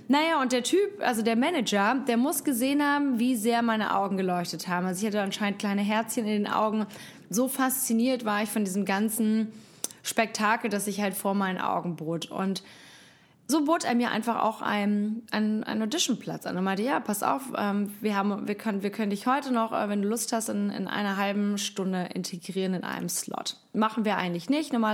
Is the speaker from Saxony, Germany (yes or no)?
no; Hamburg, Germany; Jetzt komme ich auch noch aus Hamburg, bin eine waschechte Hamburger Dern